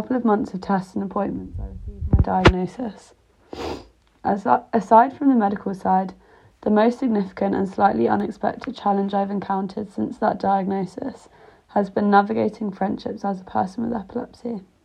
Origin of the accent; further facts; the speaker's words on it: Greater London, United Kingdom; moved away as an adult; also born or lived in Leeds / Rotterdam; I grew up in Greater London